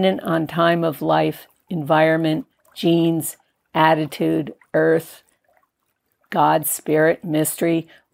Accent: Connecticut, United States; moved away; also born or lived in New York City; born in a New York City hospital and growing up in Connecticut, I never landed there, grounded there, or felt that this was to be home

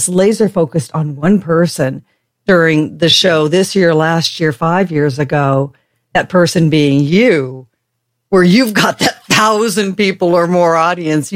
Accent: Long Beach, California, United States; I grew up in Long Beach

